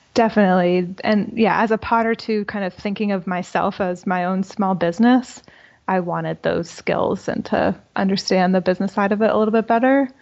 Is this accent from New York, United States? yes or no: no; Boca Raton, Florida, United States; moved away as an adult; I'm from South Florida in Boca Raton.